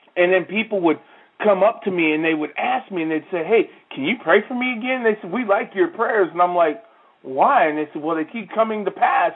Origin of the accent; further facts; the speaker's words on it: Waterloo, Iowa, United States; I grew up in a town called Waterloo, Iowa